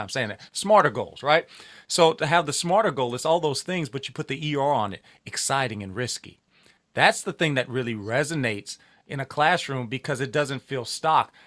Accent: Louisiana, United States; I'm from Louisiana, but because it's home and it's familiar

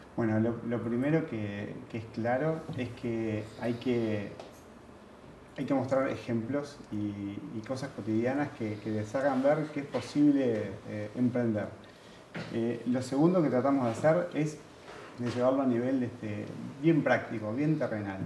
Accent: Uruguay; vengo de Uruguay.

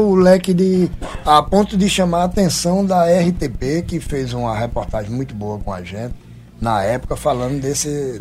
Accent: Goiana, Pernambuco, Brazil; moved away; also born or lived in Paraíba / João Pessoa / Portugal / Ribatejo; apesar de ter nascido em Goiânia, Pernambuco, e, e amar o meu berço

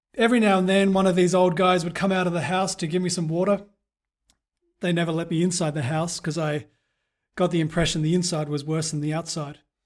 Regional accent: Perth, Western Australia, Australia; moved away; back in my hometown of Perth

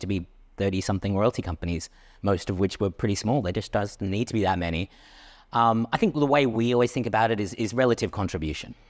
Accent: Australia; I'm Australian

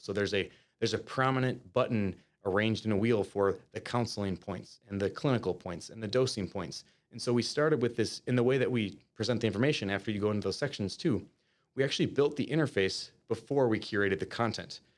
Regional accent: Winona, Minnesota, United States; now in Minneapolis, United States; I'm originally from, um, uh, Winona, Minnesota, which is a rural town about two hours south of the Twin Cities metro area.

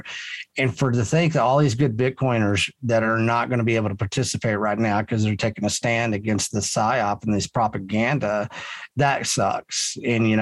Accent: Texas, United States; I'm Texan

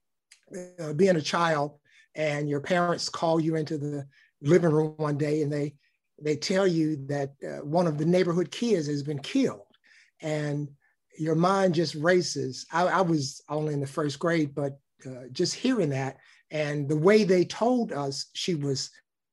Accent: Birmingham, Alabama, United States; moved away as an adult; also born or lived in Washington, D.C.; I was raised in Birmingham, Alabama, in a very supportive and loving household.

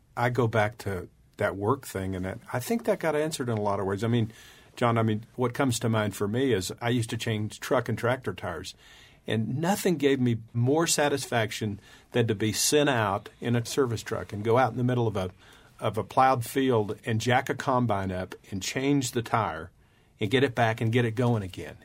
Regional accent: West Texas, United States; we were raised in West Texas

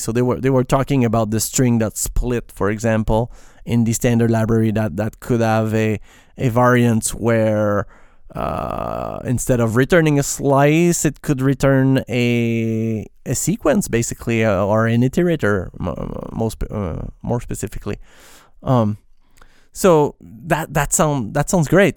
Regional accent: Quebec, Canada; accent: French Canadian; first language French; English is a second language; I'm, I'm a French Canadian basically, so I, yes, I'm not pronouncing my S's at the right place

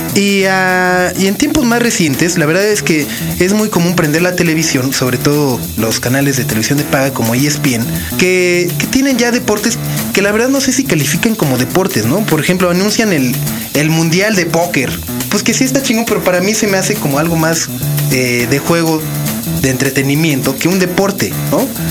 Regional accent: Mexico; como mexicano

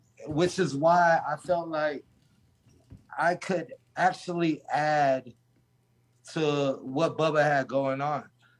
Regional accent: Valdosta, Georgia, United States; I'm from Valdosta, south, 2 hours south of Danny.

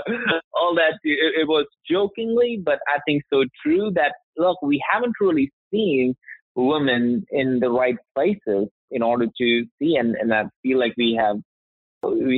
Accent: India; also born or lived in Alabama, United States; now in Alpharetta, United States; I grew up in India.

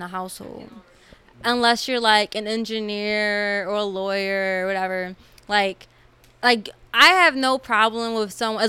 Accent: Philadelphia, Pennsylvania, United States; I'm from Philly, from Uptown, more specifically

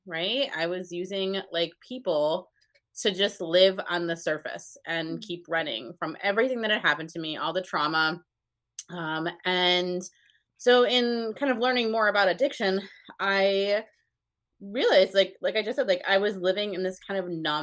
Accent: north of Albany, upstate New York, United States; I'm about 20 minutes north of Albany, just below Saratoga.

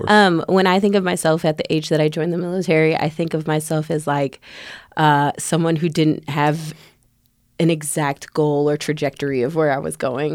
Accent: Chicago, Illinois, United States; moved away; also born or lived in Tampa, Florida; I'm not from Tampa, Florida. I'm originally from Chicago.

